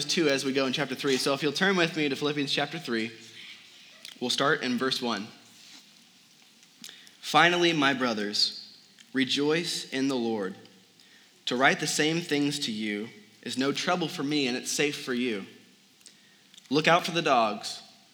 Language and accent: English; Midwest, United States; moved away as an adult; now in Arizona, United States; I'm from the Midwest originally, and I met a girl from back there, and I'm going home to marry her.